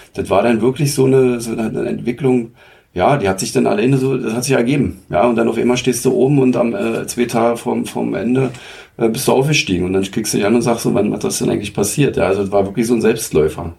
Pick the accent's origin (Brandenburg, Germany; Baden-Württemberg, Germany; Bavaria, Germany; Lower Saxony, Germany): Brandenburg, Germany; Zeuthen; meine Heimat ist ja Zeuthen. Ich habe ja damals auch ähm, so als Jugendlicher die Fusion mitgemacht mit SG Zeuthen